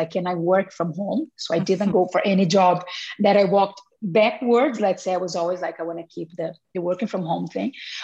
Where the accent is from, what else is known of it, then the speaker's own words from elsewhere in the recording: Brazil; English is a second language; moved away as an adult; I was born in Brazil and I lived there until I was 25 or 26 years old